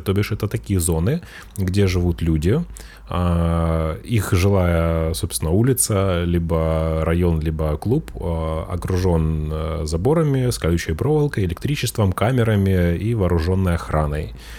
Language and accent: Russian; Russia; now in Spain; я русский